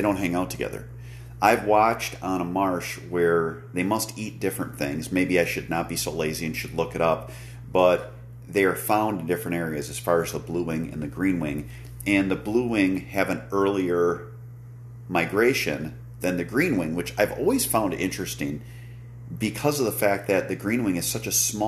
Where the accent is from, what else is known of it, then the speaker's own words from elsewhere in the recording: Wisconsin, United States; here in my home state of Wisconsin